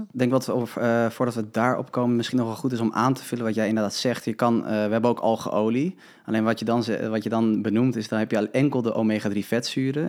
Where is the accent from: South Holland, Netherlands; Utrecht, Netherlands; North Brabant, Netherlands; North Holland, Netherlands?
North Holland, Netherlands; Huizen; natuurvoedingswinkel in Huizen, waar ik vandaan kom